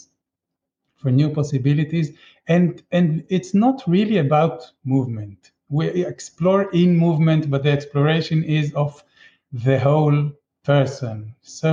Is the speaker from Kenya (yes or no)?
no; Israel; now in Chile; I grew up in Israel